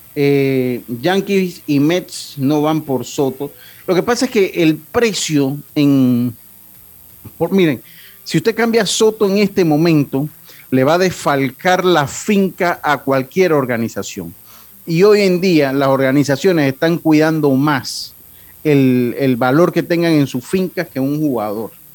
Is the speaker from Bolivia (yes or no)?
no; Panama; como panameños